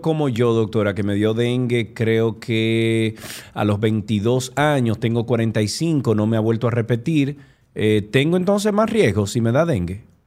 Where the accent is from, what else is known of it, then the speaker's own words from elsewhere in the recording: Santiago, Dominican Republic; estamos usted y yo solos aquí, dos santiagueros